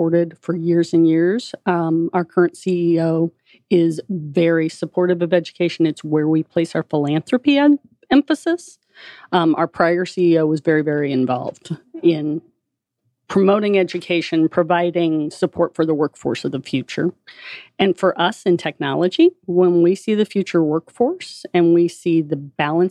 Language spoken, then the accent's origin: English; Columbia, Missouri, United States; Went to the University of Missouri in Columbia, wow, which is my hometown. Grew up on a farm